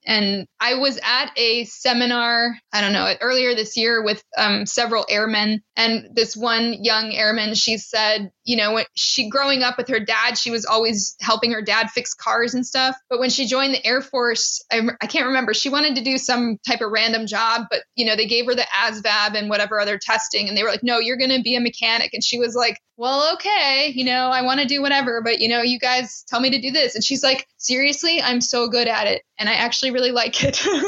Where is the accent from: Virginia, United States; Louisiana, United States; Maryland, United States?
Maryland, United States; I'm from Maryland